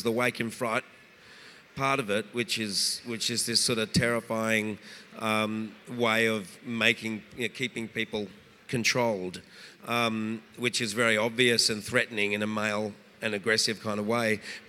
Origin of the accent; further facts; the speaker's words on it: Perth, Western Australia, Australia; Oh, Reg and I are Australian men. We grew up in Perth.